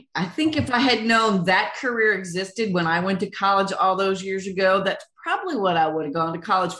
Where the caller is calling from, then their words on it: Nashville, Tennessee, United States; I am in Nashville, Tennessee.